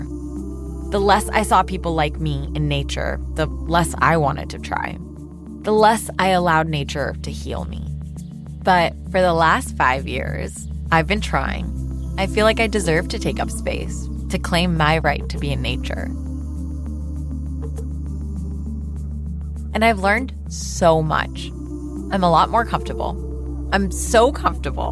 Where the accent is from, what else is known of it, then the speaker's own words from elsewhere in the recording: Pakistan; moved away; large parts of my home country. No, I was just a city kid.